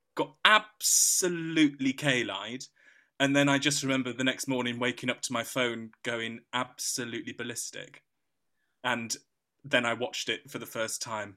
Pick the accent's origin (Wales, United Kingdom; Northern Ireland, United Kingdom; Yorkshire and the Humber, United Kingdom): Yorkshire and the Humber, United Kingdom; I'm a Yorkshireman